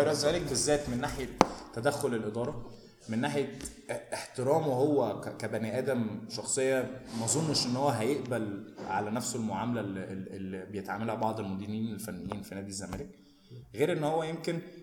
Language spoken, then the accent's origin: Arabic; Egypt; احنا عندنا في مصر